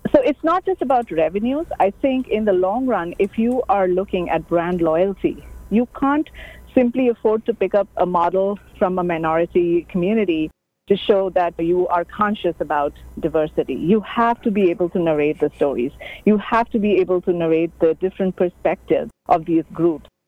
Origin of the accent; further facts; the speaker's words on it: India; moved away; I'm an Asian. I'm an Indian from Asia